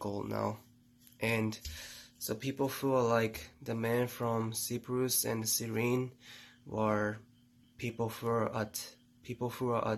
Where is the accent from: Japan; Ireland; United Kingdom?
Japan; English is a second language; moved away as an adult; now in United States; I'm from Japan